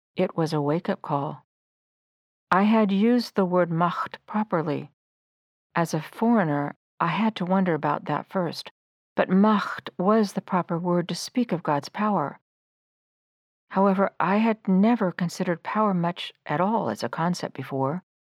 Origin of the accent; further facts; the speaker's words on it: United States; also born or lived in Hamburg, Germany; an American high school graduate, to begin a year as a foreign exchange student